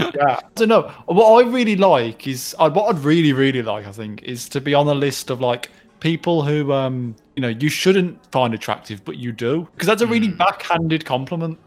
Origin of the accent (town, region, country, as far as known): United Kingdom